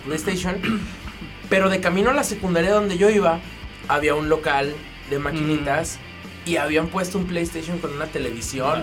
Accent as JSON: {"language": "Spanish", "town": "León", "region": "Guanajuato", "country": "Mexico", "said": "como joven leonés mexicano"}